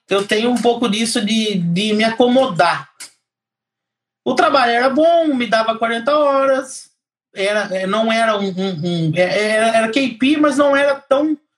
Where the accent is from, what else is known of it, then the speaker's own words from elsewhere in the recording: Piracicaba, São Paulo, Brazil; moved away as an adult; now in Ireland; Eu venho, eu venho lá de Piracicaba, interior de São Paulo.